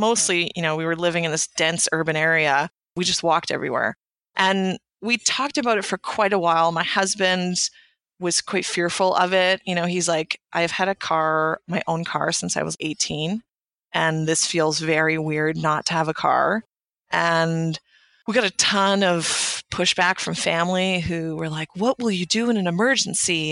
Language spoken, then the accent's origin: English; Canada; I'm a Canadian